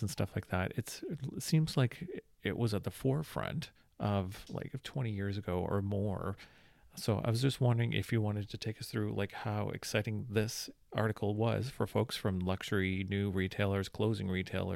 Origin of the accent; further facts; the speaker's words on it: Saskatchewan, Canada; growing up in Saskatchewan